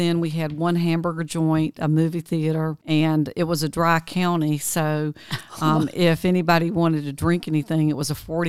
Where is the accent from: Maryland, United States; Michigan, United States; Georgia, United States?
Georgia, United States; in 1991, right outside my hometown, which was kind of a mill village, the primary mill had been bought by Fruit of the Loom, Farley Industries.